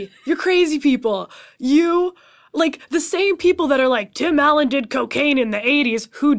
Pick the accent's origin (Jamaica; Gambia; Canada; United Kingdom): Canada; As a Canadian